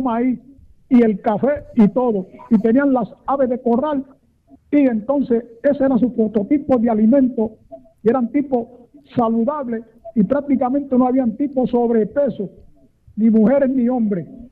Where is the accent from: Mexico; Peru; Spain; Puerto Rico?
Puerto Rico; Carolina; Yo soy natural de Carolina, donde está frecuentado el día del aeropuerto internacional hoy